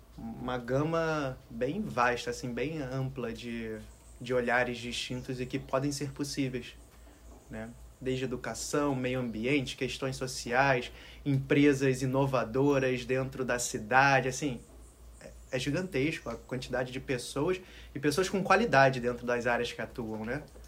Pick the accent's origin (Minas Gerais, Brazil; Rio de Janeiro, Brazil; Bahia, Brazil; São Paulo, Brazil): Rio de Janeiro, Brazil; moved away; Eu, apesar de viver no Rio, nascer no Rio, eu nasci e vivia no Alto da Boa Vista, em uma casa com um jardim gigante